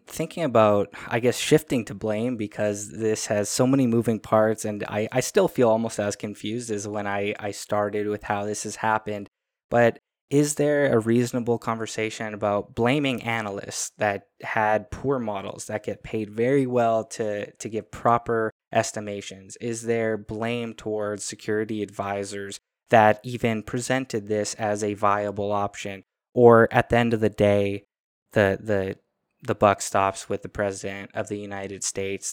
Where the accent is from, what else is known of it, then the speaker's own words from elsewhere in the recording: Canada; as a Canadian